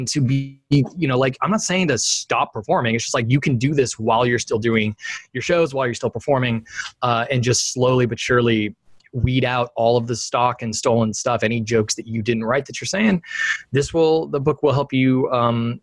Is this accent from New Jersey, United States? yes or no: no; Sacramento, California, United States; moved away as an adult; also born or lived in San Francisco Bay Area; now in Sausalito, United States; I grew up in Sacramento, California, and I've lived in the San Francisco Bay Area since 2007. Currently, I'm in Sausalito